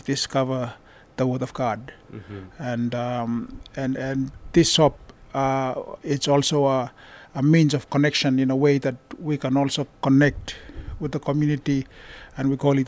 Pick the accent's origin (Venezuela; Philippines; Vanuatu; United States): Vanuatu; now in Bourke, Australia; Well, I'm from Vanuatu, and I came to Australia 7 years ago.